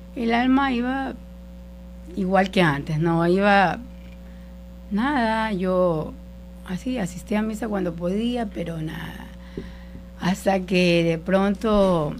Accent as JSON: {"language": "Spanish", "town": "El Empalme", "region": "Guayas", "country": "Ecuador", "moved": "as an adult", "said": "yo soy de, del Empalme, eh, un pueblo de la, provincia del Guayas, y me vine acá a los 18 años a estudiar la universidad"}